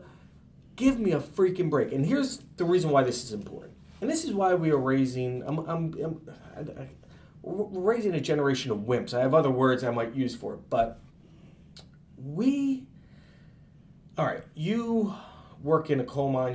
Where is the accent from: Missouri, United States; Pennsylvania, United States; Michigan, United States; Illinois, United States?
Pennsylvania, United States; Easton; also born or lived in Portland, Connecticut / Carmel, New York / Plattsburgh, New York; now in New York City, United States; I'm from originally from Easton, Pennsylvania, eastern part of Pennsylvania called Easton